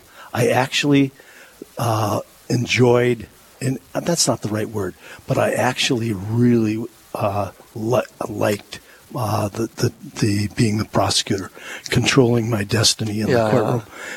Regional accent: Duluth, Minnesota, United States; I'm a lifelong Duluthian and lifelong Catholic Christian. And I grew up in the – I was born in 1946.

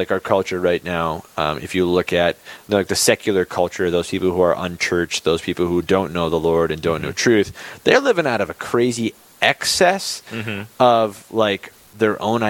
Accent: Bismarck, North Dakota, United States; I grew up in Bismarck, right? There's a school in Bismarck

